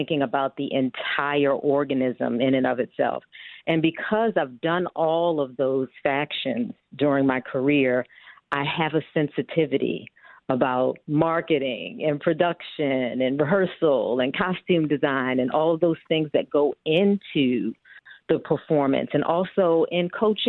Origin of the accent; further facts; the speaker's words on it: Baltimore, Maryland, United States; also born or lived in New York; now in Chicago, United States; I'm originally from Baltimore, Maryland